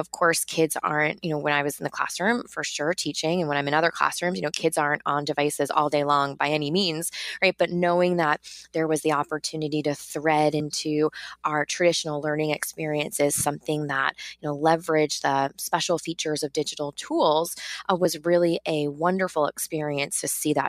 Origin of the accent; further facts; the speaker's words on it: New York, United States; I am from New York originally, but I taught in South Harlem